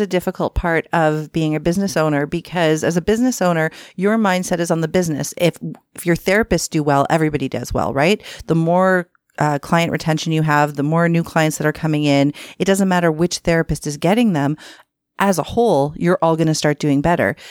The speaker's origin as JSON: {"language": "English", "town": "Toronto", "region": "Ontario", "country": "Canada", "tie": "born or raised there", "said": "I am from Scarborough, born and raised"}